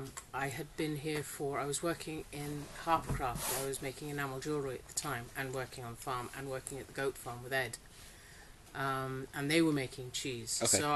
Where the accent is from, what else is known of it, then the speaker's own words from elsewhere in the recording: Singapore; also born or lived in Australia; Well, I grew up in Singapore. So and then I worked in Poland and Portugal and Cambodia, and I actually went to university in Australia.